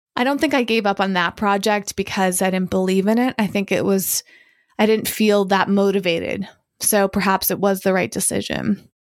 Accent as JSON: {"language": "English", "town": "Hudson", "region": "Massachusetts", "country": "United States", "tie": "born or raised there", "said": "I was born in Massachusetts, but my parents were living in this small town of Hudson, Massachusetts."}